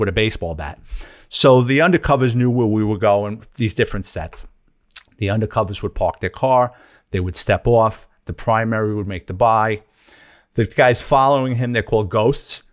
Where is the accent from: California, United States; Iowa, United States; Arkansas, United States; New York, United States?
New York, United States; New York City; I'm a Bronx kid, born and raised in New York City. Grew up in a lower middle class family in the Throg's Neck section of the Bronx